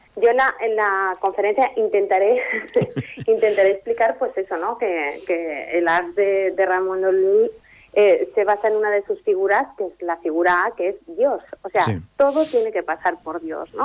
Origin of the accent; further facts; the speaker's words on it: Ripollet, Catalonia, Spain; soy de Ripollet y soy filóloga clásica